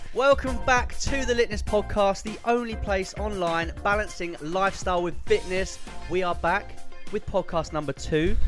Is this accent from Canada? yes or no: no; United Kingdom; as British people